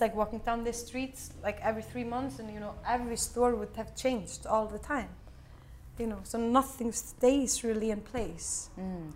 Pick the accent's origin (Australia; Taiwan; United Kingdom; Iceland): Iceland; we are from Iceland